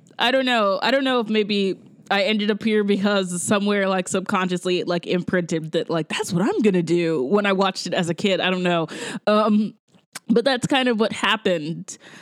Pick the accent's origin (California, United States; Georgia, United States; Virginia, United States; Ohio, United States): Georgia, United States; Augusta; now in New York, United States; I'm from Georgia. I'm from Augusta, Georgia.